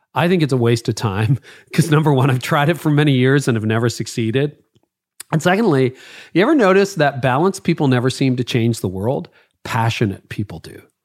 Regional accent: Canada; being Canadian

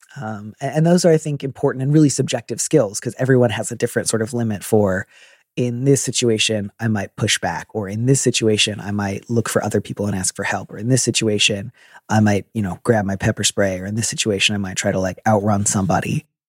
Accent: Midwest, United States; I'm from the Midwest

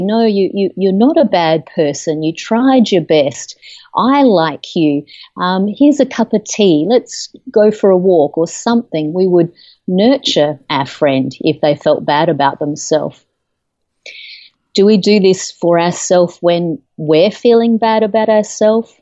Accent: Australia; moved away as an adult; now in United States; I'm originally from Australia. I've lived in the United States for about 13 years now

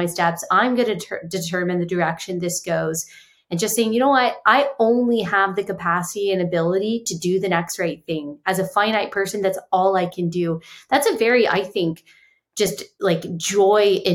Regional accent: Texas, United States; moved away as an adult; also born or lived in South Carolina; I grew up in Texas

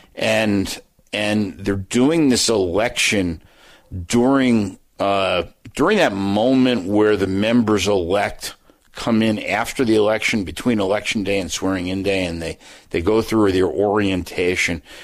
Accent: New Jersey, United States; I'm from New Jersey

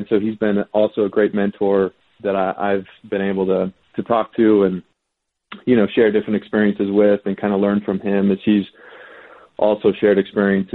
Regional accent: West Coast, United States; I grew up on the West Coast

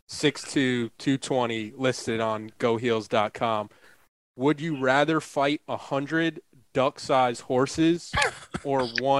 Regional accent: New York, United States; I'm from New York, man.

